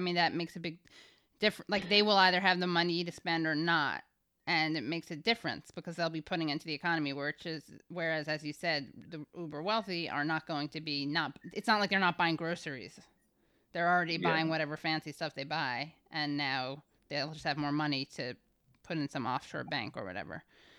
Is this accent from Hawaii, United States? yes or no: yes; Hawaii, United States; In 2014, he bought 700 acres of beachfront land in my home state of Hawaii.